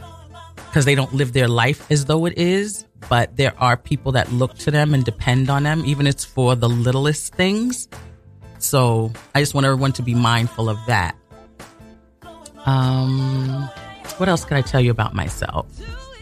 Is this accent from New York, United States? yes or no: yes; New York City, New York, United States; I was born and raised in Brooklyn.